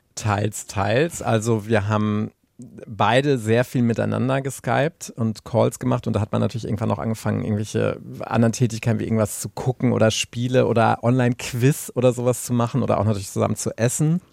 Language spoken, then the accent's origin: German; Anröchte, North Rhine-Westphalia, Germany; moved away; ich war in der Zeit ähm, viel bei meinen Eltern, meiner alten Heimat